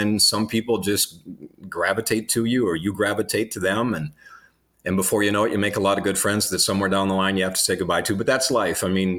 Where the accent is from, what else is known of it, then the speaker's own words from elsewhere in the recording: North Dakota, United States; Yeah, we grew up in the Dakotas. Predominantly for me, it was North and South Dakota. When I was, what was I, 12 or 13 at the time, as we were getting into junior high, my dad got another TV job. He was in Minot, got a TV job down in South Dakota, so we moved.